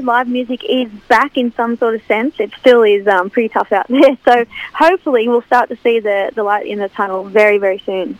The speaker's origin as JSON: {"language": "English", "town": "Cessnock", "region": "New South Wales", "country": "Australia", "tie": "born or raised there", "also_born_or_lived": "Kurri Kurri", "said": "back in my my hometown"}